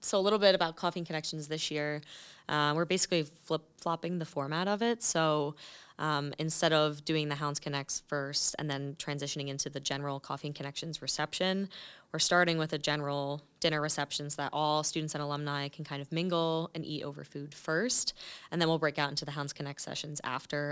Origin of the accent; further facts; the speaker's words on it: Clark, New Jersey, United States; I'm actually originally from a small town called Clark in New Jersey